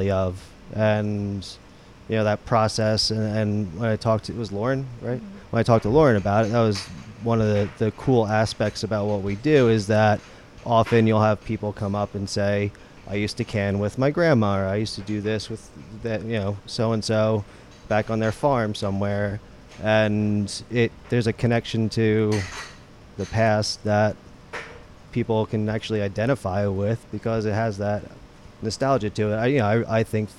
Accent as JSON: {"language": "English", "region": "New Jersey", "country": "United States", "tie": "born or raised there", "also_born_or_lived": "New York", "moved": "yes", "said": "I grew up in New Jersey. And that's why I talk like this"}